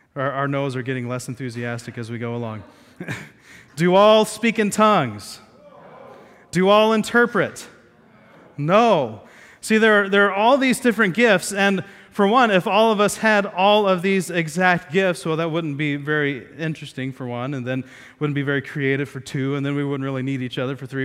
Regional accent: Ohio, United States; moved away; we were, lived in Ohio, we grew up in Ohio

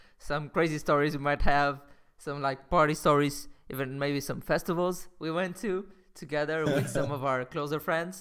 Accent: Portugal; moved away as an adult; also born or lived in London; I'm back from Portugal. That's my home country

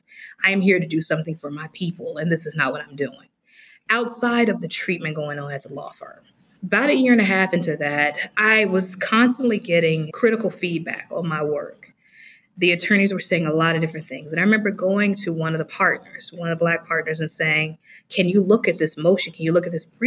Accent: Camden, Arkansas, United States; moved away as an adult; also born or lived in Memphis, Tennessee; I am from Camden, Arkansas

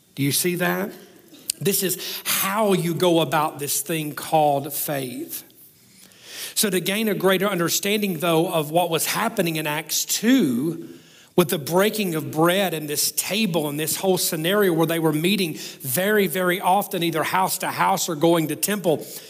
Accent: the South, United States; I'm the guy from the South

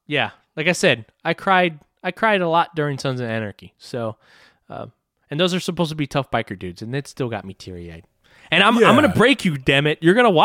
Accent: Texas, United States; I'm from Texas

